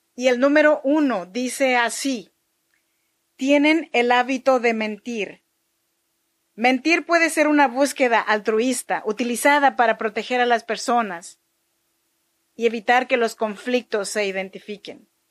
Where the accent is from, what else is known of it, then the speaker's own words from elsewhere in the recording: Chinantla region, Oaxaca, Mexico; yo soy mexicana oaxaqueña de la región chinanteca